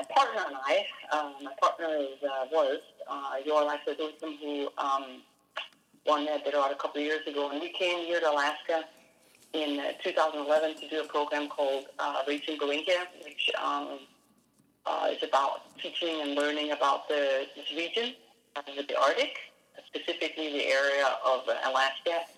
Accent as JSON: {"language": "English", "country": "Denmark", "tie": "born or raised there", "moved": "yes", "lives_now": "United States", "said": "I did grow up in Denmark"}